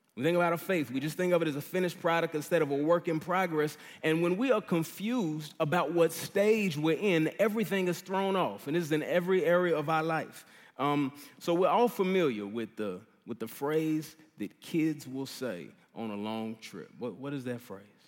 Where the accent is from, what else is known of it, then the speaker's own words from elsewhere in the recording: Dallas, Texas, United States; moved away; I'm from Dallas, uh, grew up here